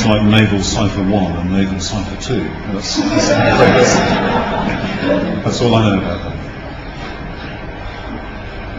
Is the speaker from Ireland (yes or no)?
no; United Kingdom; I'm British